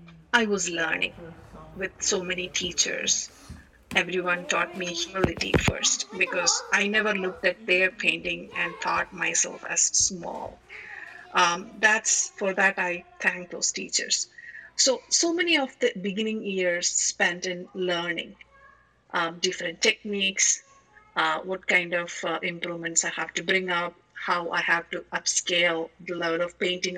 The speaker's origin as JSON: {"language": "English", "country": "India", "tie": "born or raised there", "moved": "as an adult", "lives_now": "United States", "said": "I'm basically from India. Did all my growing up, school, college, starting of career, everything in India."}